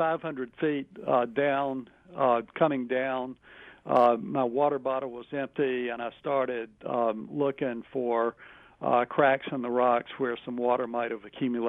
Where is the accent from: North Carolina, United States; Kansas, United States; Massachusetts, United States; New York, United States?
North Carolina, United States; Wilmington; I grew up in Wilmington back in the 60s, and just to date myself, I finished high school in 1970